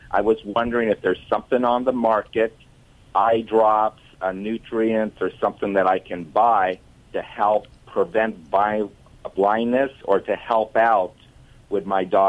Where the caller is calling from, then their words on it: Lomita, California, United States; I'm calling from Lomita, California. It's the South Bay, Palos Verdes, Los Angeles area.